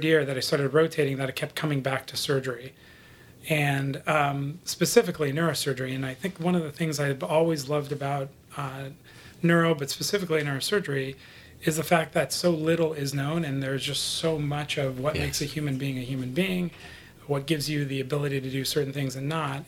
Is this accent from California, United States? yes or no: yes; Los Angeles, California, United States; also born or lived in Buffalo, New York; my father had moved from there to Los Angeles, where I was raised.